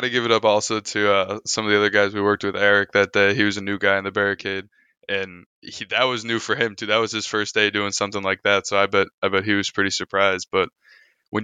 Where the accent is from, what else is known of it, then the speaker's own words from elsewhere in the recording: south suburbs of Chicago, Illinois, United States; also born or lived in Bridgeport, Chicago; now in Chicago, United States; I'm actually from the south suburbs of Chicago, but currently I live in the city.